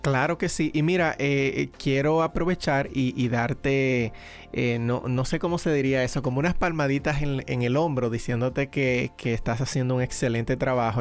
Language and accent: Spanish; Dominican Republic; soy dominicano